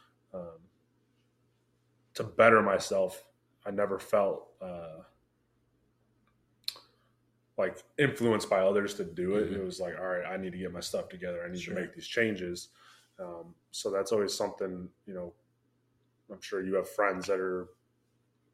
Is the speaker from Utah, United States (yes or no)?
no; Michigan, United States; moved away; I'm from Michigan